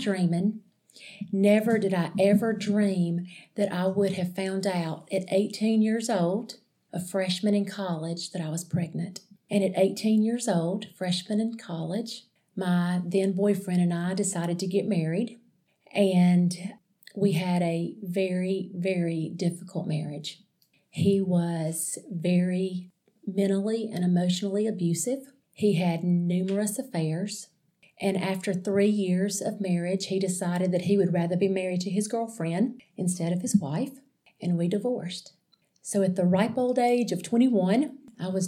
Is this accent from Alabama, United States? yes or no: yes; Alexander City, Alabama, United States; I grew up in Alexander City, Alabama